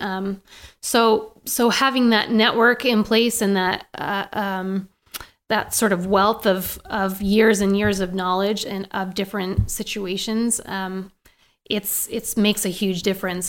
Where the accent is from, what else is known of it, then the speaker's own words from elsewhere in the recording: Maine, United States; now in Boise, United States; I grew up in Maine